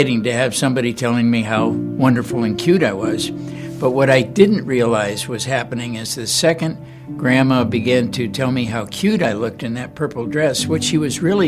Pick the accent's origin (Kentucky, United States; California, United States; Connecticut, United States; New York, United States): California, United States; Los Angeles; I was born and raised in Los Angeles, California.